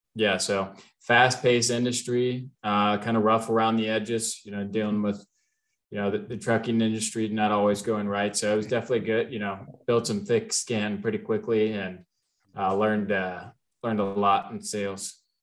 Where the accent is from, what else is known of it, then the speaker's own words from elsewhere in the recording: Cincinnati, Ohio, United States; also born or lived in Kentucky; I was born in Cincinnati, raised there, went to University of Kentucky